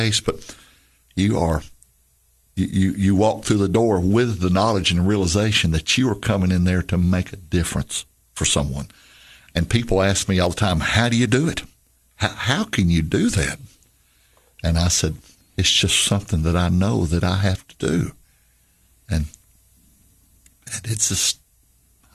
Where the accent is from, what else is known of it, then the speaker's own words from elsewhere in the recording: Celina, Tennessee, United States; my hometown of Celina